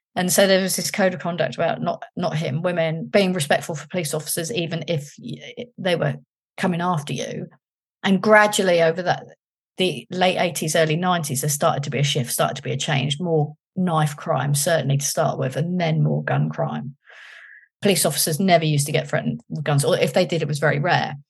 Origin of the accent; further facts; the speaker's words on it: London, United Kingdom; moved away as an adult; I was from London